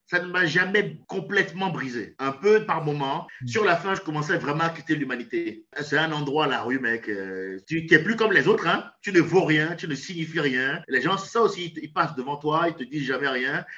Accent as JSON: {"language": "French", "country": "Benin", "tie": "born or raised there", "moved": "yes", "lives_now": "France", "said": "mon pays d'origine, le Bénin, mon pays natal. Je suis franco-béninois"}